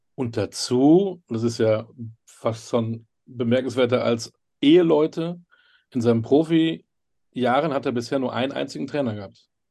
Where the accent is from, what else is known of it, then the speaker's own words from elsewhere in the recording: North Rhine-Westphalia, Germany; ich bin Westfale